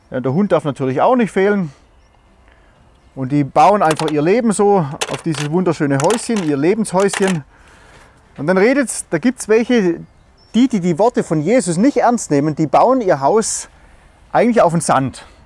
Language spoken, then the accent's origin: German; Germany; Und wir als Deutsche, wir sagen natürlich, hey, wie kann man nur so bescheuert sein?